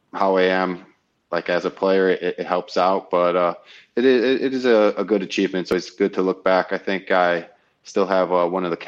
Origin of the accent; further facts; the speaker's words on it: United States; moved away as an adult; now in Hull, United Kingdom; being American